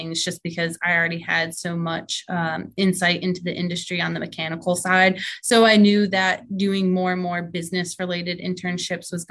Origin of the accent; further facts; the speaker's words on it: Connecticut, United States; I'm actually from Connecticut and drove race cars up in Connecticut with my family.